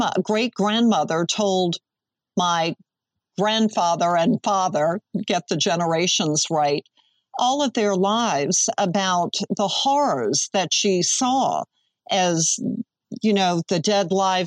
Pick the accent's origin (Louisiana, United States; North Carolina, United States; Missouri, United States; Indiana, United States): Louisiana, United States; New Orleans; growing up in New Orleans, weather was always a part of my life